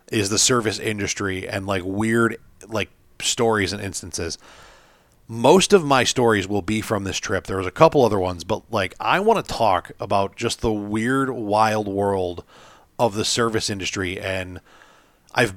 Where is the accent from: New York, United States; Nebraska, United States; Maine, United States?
New York, United States; Western; we're from the Western New York area